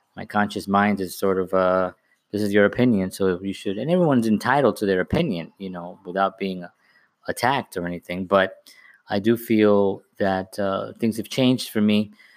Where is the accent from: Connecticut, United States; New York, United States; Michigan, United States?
New York, United States; New York City; now in Bayonne, United States; I'm from the Bronx and I live in Bayonne